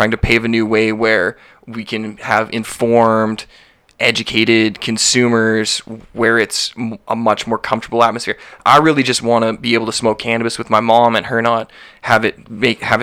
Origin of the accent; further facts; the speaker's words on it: Calgary, Alberta, Canada; also born or lived in Vancouver; I'm born and raised in Calgary. I moved to Vancouver for a few months.